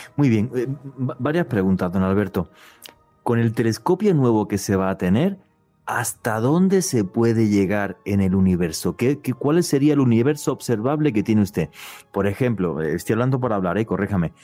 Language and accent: Spanish; Spain; now in Colombia; lo digo como europeo, porque yo lo viví a finales de los años 70 en España